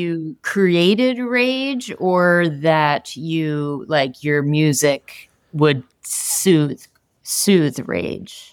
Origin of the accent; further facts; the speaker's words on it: New Jersey, United States; I'm from New Jersey.